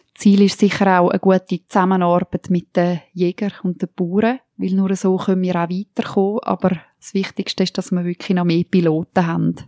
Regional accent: Toggenburg, St. Gallen, Switzerland; bei uns in Toggenburg

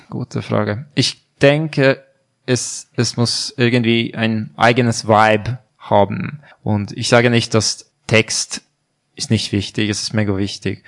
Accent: Hungary; German is a second language; moved away as an adult; also born or lived in Budapest; now in Switzerland; ich komme aus Ungarn und ich bin Musiker

